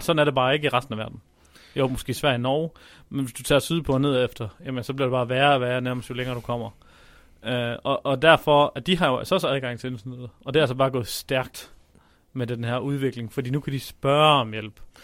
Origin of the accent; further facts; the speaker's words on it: Denmark; vi som danskere